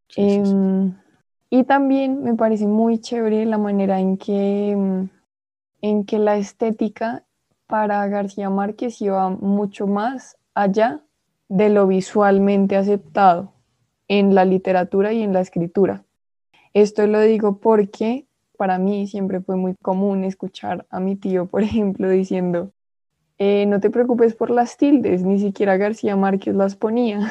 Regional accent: Colombia; yo soy colombiana

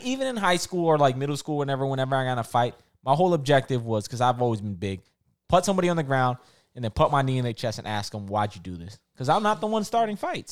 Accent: New York City, New York, United States; growing up in Rockaway

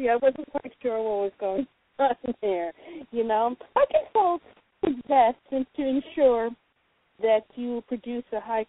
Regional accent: Jamaica; I'm Jamaican

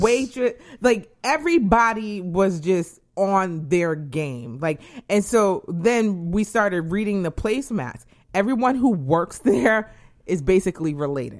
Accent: New England, United States; moved away; I am from New England.

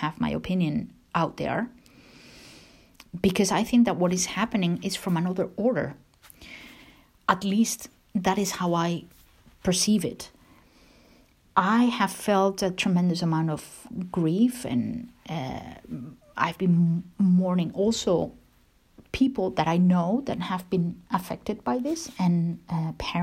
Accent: Spain; now in Canada; I am from Spain and that I happen to be in Spain

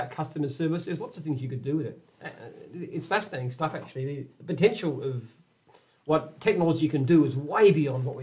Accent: Australia

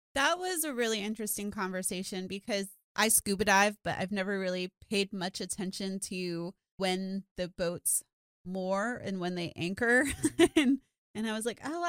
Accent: South Florida, United States; I grew up in South Florida and I grew up snorkeling

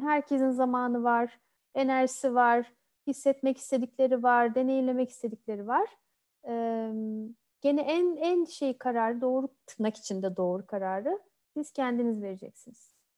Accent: Turkey; moved away as an adult; also born or lived in Odense, Denmark / Bordeaux, France; Türkiye'de doğdum, büyüdüm.

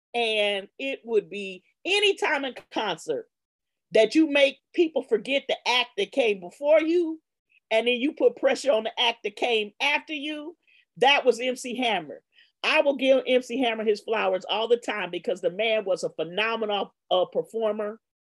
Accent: Los Angeles, California, United States; also born or lived in Worcester, Massachusetts; I grew up in Baldwin Hills

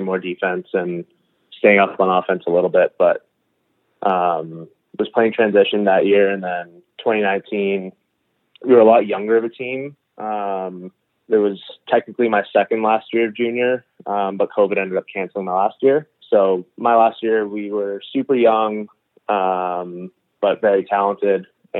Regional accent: Victoria, British Columbia, Canada; also born or lived in Halifax; So I was 4 years old, and we had just moved out to Victoria. So I was born in Halifax. Me and my parents moved up to Victoria

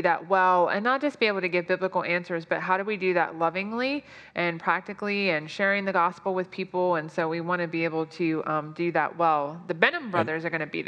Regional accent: United States; us Americans

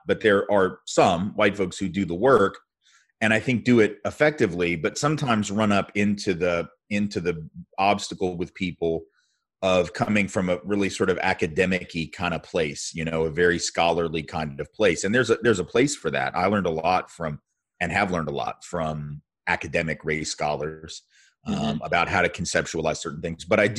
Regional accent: the South, United States; Growing up in the South as a Jew is obviously very different than growing up in certain other parts of the country.

